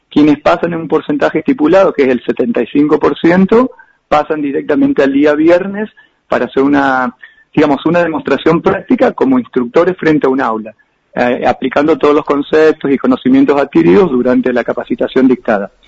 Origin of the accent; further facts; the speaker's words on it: Argentina; Ah, como argentinos no estábamos chochos porque queríamos entrar a la habitación